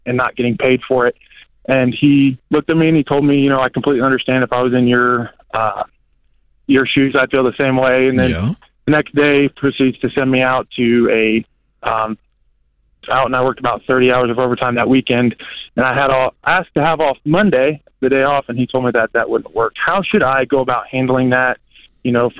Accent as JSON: {"language": "English", "region": "Ohio", "country": "United States", "also_born_or_lived": "Florida", "moved": "as an adult", "said": "I'm originally from Ohio. I went to school down in Florida"}